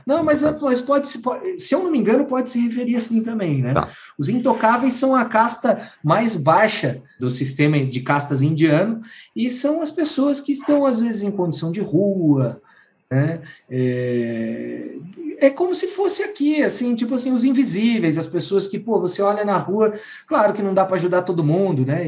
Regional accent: Santa Catarina, Brazil; eu sou de Santa Catarina

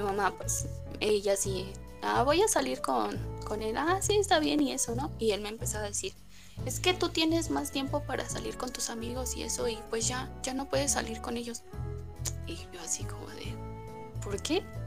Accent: Tlaxcala, Mexico; yo soy de Tlaxcala

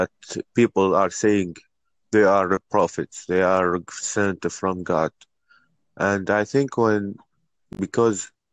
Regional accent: Iraq; I'm from Iraq

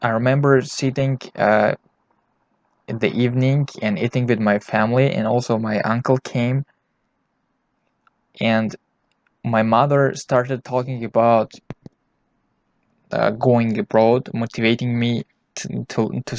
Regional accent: Tajikistan; I was born in Tajikistan.

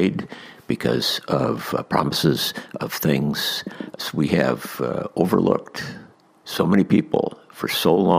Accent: United States

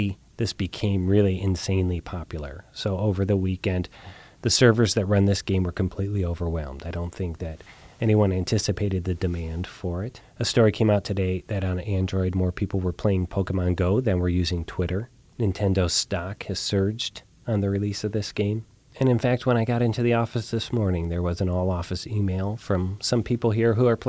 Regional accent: Columbus, Ohio, United States; my hometown of Columbus, Ohio

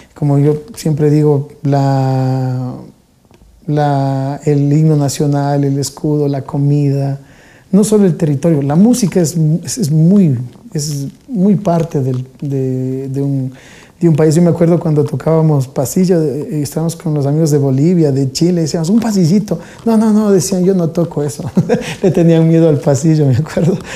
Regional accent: Quito, Pichincha, Ecuador; also born or lived in Solanda, Quito; Yo prácticamente nací eh, en, en, El Dorado, en, el, cerca del Instituto Geográfico Militar

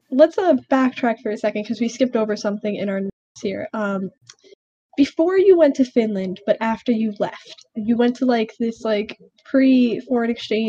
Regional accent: New York, United States; Can you tell we're from New York?

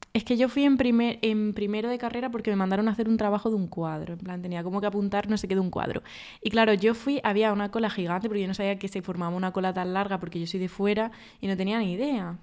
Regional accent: Andalusia, Spain; mi tierra

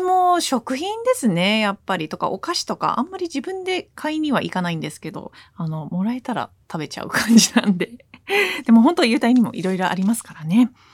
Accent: New Jersey, United States; now in Japan; 私は特に海岸沿いのそのニュージャージーで生まれ育ったので

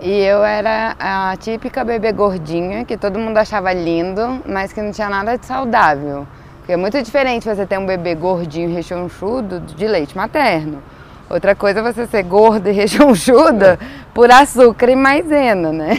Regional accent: Brasília, Federal District, Brazil; aqui a gente é de Brasília

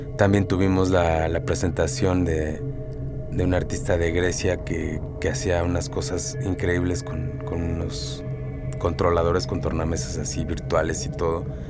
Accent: Oaxaca, Mexico; como mexicano, como oaxaqueño

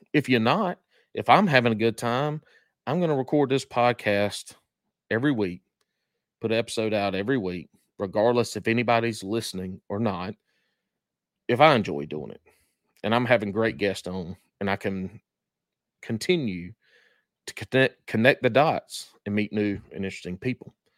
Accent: McBee, South Carolina, United States; accent: country; moved away; my hometown, Macbee, South Carolina

